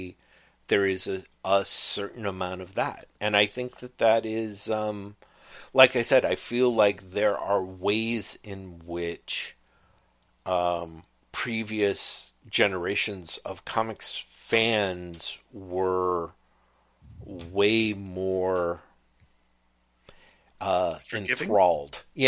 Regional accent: United Kingdom; I can get away with cultural appropriation because I'm British and we've been doing it for centuries.

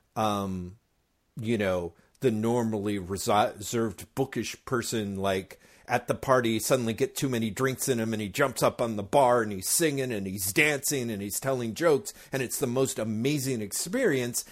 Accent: United States; as an American comics reader

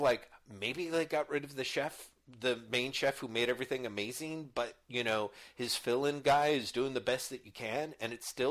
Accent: United States; being an American

